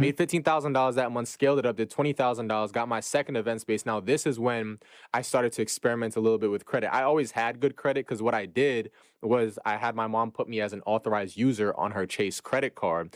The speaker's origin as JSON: {"language": "English", "town": "New York City", "region": "New York", "country": "United States", "tie": "born or raised there", "said": "born and raised in Brooklyn, New York."}